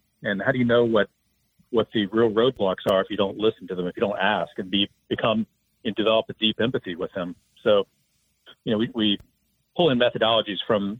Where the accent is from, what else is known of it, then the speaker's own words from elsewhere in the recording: Huntington, West Virginia, United States; So growing up in Huntington, West Virginia, we didn't really talk about entrepreneurship much.